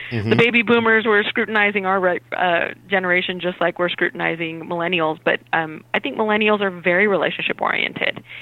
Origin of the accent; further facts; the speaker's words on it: Albuquerque, New Mexico, United States; moved away as an adult; I'm originally from Albuquerque, New Mexico, and my younger brother and I were really close